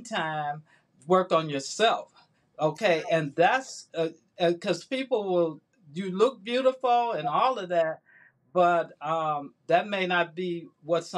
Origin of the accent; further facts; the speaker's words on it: Chicago, Illinois, United States; moved away as an adult; now in Atlanta, United States; I was in Chicago, my hometown